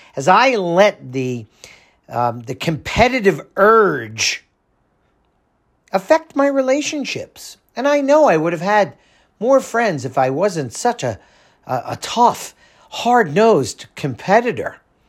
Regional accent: New Jersey, United States; for the 15 years that I grew up in Monmouth County

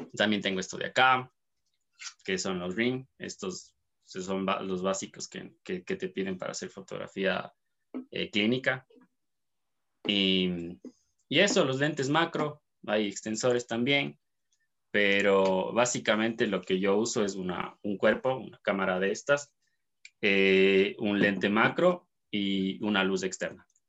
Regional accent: Cuenca, Azuay, Ecuador; soy cuencano, eh, soy de Ecuador

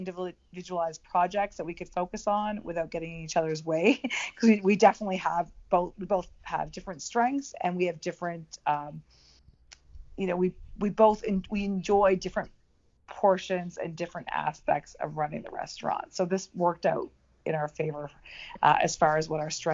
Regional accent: Canada; moved away as an adult; now in United States; I'm originally from Canada, and I was born and raised in Canada, and also my mother is still there

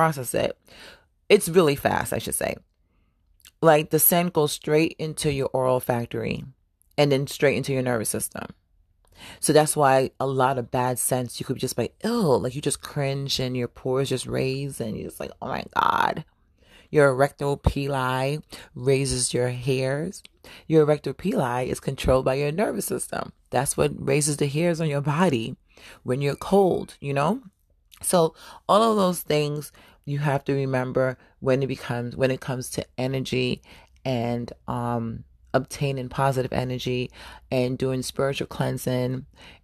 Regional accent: New York City, New York, United States; moved away; also born or lived in Florida / Atlanta, Georgia; I was born in Harlem. I'm a Harlem baby, but I claim Brooklyn and I claim the South as well

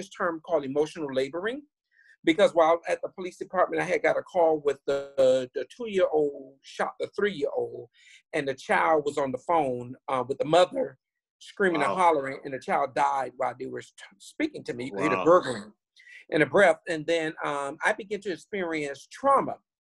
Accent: Miami, Florida, United States; I grew up in Liberty City, Scott Projects in Miami, Florida

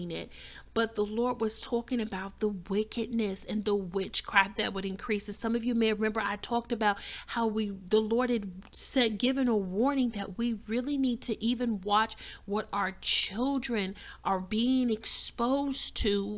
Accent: Chicago, Illinois, United States; moved away as an adult; also born or lived in the South (US); I was born and raised in Chicago, which is one of the coldest cities on the planet

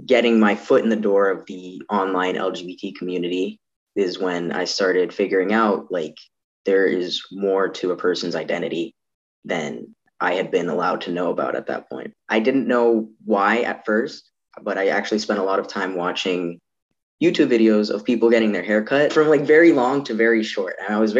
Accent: Toronto, Ontario, Canada; born there; also born or lived in Yukon; now in Edmonton, Canada; I'm …, a 21-year-old trans guy in Edmonton. I was born in Toronto. We lived there for a bit, went up to the Yukon for a bit.

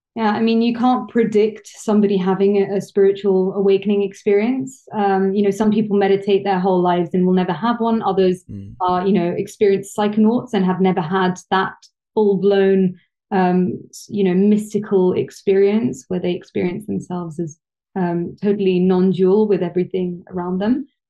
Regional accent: London, United Kingdom; I'm half Italian, half French, uh, born and raised in London, so I'm a Londoner

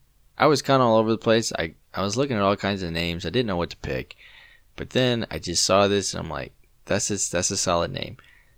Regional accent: United Kingdom; I'm white, bro. I'm British.

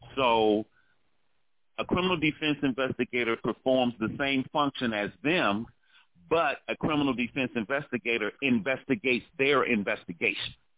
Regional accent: Washington, District of Columbia, United States; I'm from Washington, D.C.

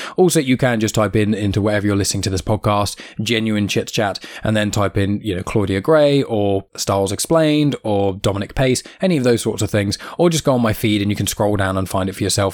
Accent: United Kingdom; accent: British; my accent are being British.

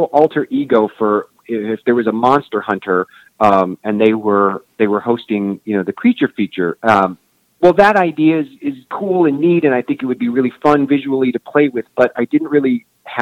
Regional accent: Kansas City, Kansas, United States; I grew up on the Kansas side

